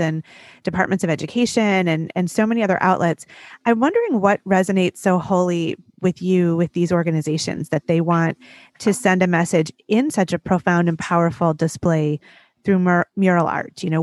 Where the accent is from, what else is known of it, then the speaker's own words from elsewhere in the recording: Detroit, Michigan, United States; my hometown of Detroit